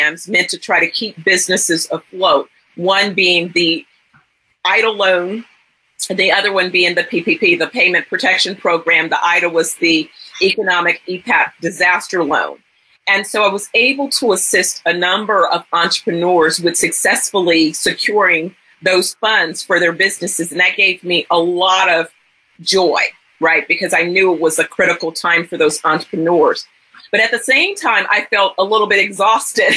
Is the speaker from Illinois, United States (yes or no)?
no; San Francisco Bay Area, California, United States; I'm originally from the San Francisco Bay Area